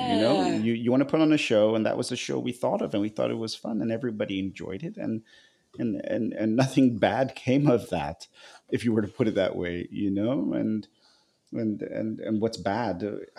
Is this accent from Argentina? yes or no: no; Nigeria; I actually remember now that when I was growing up in Nigeria, I was at the American school.